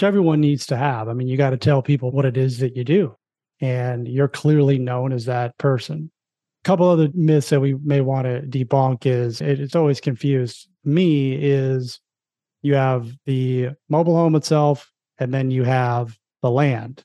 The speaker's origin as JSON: {"language": "English", "region": "South Florida", "country": "United States", "tie": "born or raised there", "said": "I grew up in South Florida"}